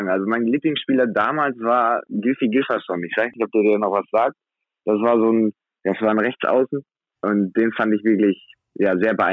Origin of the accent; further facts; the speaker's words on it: Wilhelmshaven, Lower Saxony, Germany; also ja, ich komme aus Wilhelmshaven, das ist meine Heimatstadt.